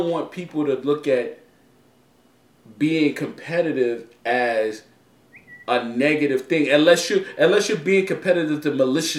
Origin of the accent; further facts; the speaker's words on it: New York City, New York, United States; I'm from the Bronx